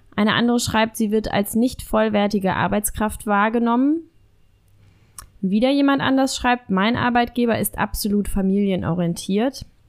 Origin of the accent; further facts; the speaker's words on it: Germany; bei uns in Deutschland